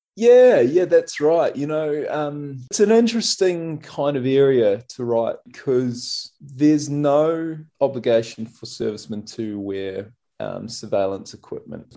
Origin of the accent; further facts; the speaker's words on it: New Zealand; now in Australia; I'm a Kiwi, so we'd so often go back to New Zealand